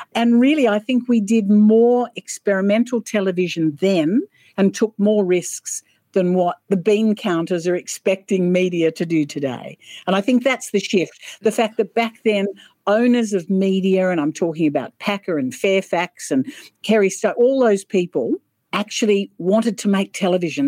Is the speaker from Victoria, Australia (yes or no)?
no; Sydney, New South Wales, Australia; also born or lived in Wollongong; I was born in Sydney grew up in Sydney.